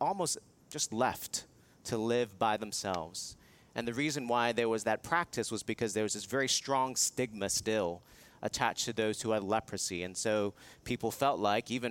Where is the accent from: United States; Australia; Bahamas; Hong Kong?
Hong Kong; moved away; I was living in Hong Kong, which is my hometown